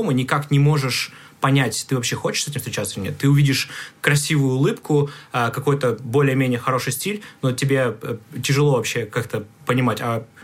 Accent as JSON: {"language": "Russian", "region": "Bishkek", "country": "Kyrgyzstan", "said": "Ну, наверное, для контекста нужно сказать, что я а, приехал из другого города, я приехал из Бишкека. Вот, Бишкек – столица мира, как мы сейчас"}